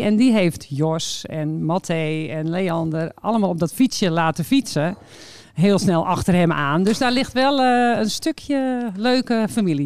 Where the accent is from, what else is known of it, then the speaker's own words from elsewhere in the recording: Warmenhuizen, North Holland, Netherlands; ik kom uit Warme Huizen